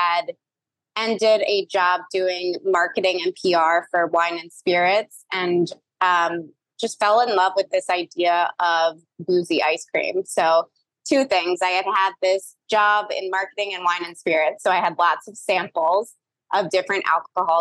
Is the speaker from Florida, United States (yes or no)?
no; New York City, New York, United States; I am from New York City, which I know is unusual, but I was actually born there and grew up there.